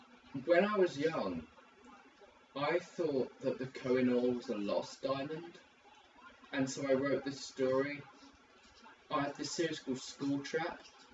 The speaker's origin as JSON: {"language": "English", "country": "United Kingdom", "said": "I'm British. No, I'm United Kingdom-ish."}